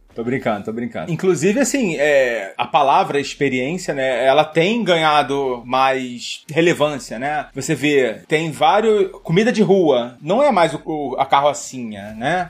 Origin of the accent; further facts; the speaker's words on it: Rio de Janeiro, Brazil; Eu, eu sou carioca